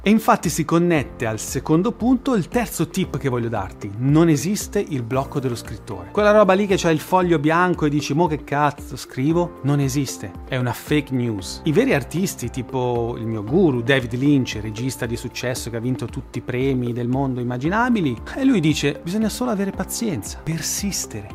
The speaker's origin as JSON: {"language": "Italian", "town": "Milan", "region": "Lombardy", "country": "Italy", "said": "sono un milanese e noi milanesi doc siamo Bauscia"}